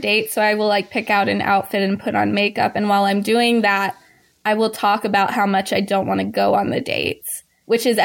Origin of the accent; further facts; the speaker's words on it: the South, United States; accent: Southern; they thought that my southern accent was more um, like rougher around the edges.